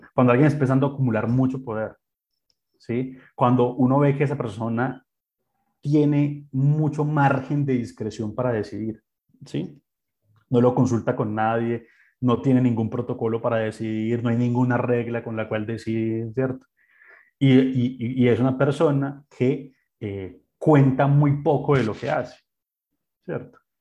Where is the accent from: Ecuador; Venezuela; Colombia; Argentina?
Colombia; como colombiano